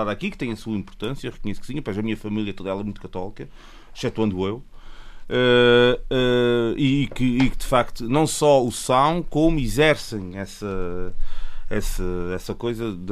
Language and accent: Portuguese; Azores, Portugal; eu sou de São Bento, tenho família das Cinco Ribeiras